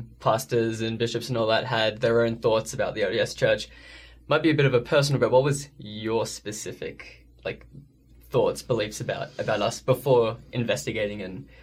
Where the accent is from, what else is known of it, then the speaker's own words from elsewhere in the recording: Australia; I am from Australia